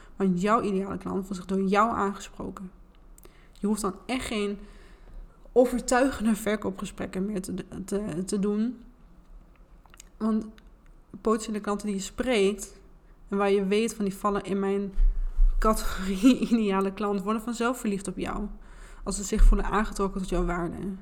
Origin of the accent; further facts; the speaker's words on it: Twente, Overijssel, Netherlands; accent: Twents; Ik kan mijn Twentse accent en R ook niet verbergen.